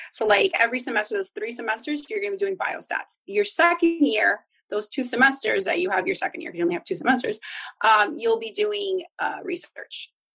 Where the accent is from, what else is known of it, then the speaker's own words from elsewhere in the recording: New Jersey, United States; now in South Florida, United States; I'm originally from Jersey